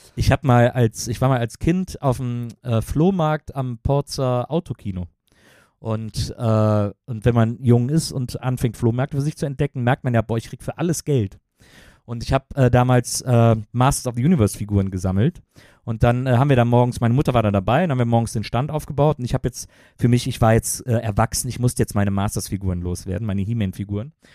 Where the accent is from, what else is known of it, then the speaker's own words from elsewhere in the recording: Wesseling, North Rhine-Westphalia, Germany; moved away as an adult; also born or lived in Cologne; now in Berlin, Germany; ich bin in Köln aufgewachsen